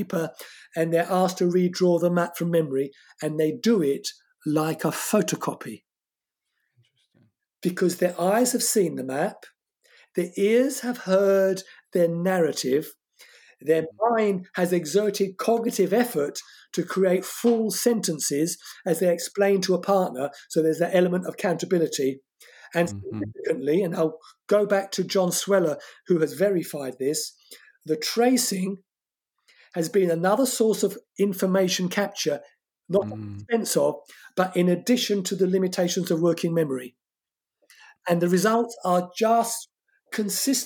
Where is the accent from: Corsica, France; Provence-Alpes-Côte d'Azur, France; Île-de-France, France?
Corsica, France; first language French; English is a second language; moved away; my home country, Corsica, a French colony.